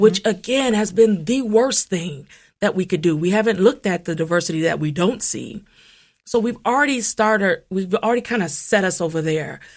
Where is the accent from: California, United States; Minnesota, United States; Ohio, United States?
Ohio, United States; Toledo; moved away as an adult; also born or lived in Cincinnati, Ohio / Washington, D.C.; now in Columbus, United States; I'm originally coming from Toledo, Ohio